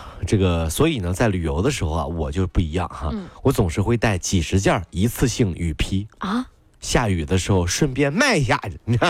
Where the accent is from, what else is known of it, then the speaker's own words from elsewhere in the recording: Ningbo, Zhejiang, China; 这是我们宁波人的骄傲。